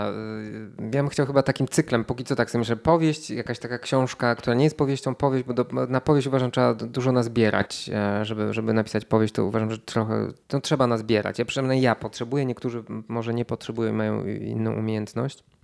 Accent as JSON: {"language": "Polish", "town": "Szklarska Poręba", "region": "Lower Silesian Voivodeship", "country": "Poland", "said": "Więc to jest w Dolnośląskim, ponieważ ja jestem ze Szklarskiej Poręby i mamy do siebie, i do jednych i do drugich mam blisko, mogę dojść na stację kolejową i ruszyć."}